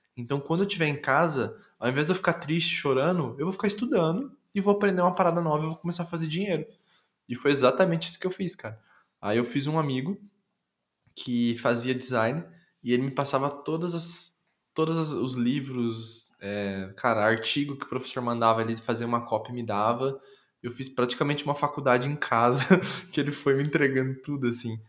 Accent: Londrina, Paraná, Brazil; moved away as an adult; also born or lived in São Paulo / Campinas; eu fui criado até os 22 em Londrina

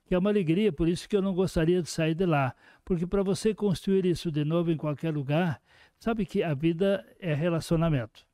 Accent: Horizontina, Rio Grande do Sul, Brazil; sou de Horizontina

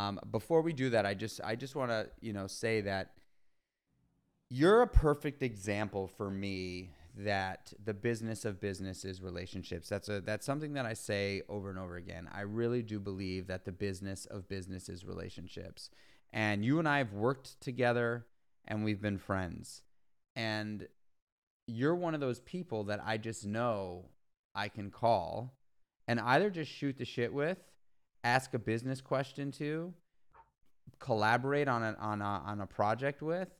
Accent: New York City, New York, United States; moved away as an adult; now in upstate New York, United States; I grew up in New York City as well

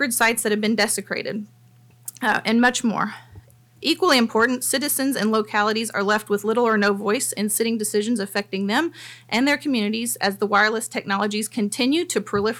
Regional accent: Nashville, Tennessee, United States; now in Franklin, United States; I am also a native Nashvillian and a resident

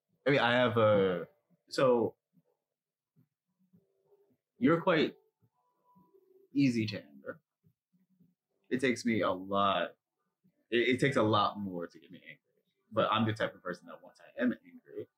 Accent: New York City, New York, United States; I grew up in Jamaica, Queens, and Harlem

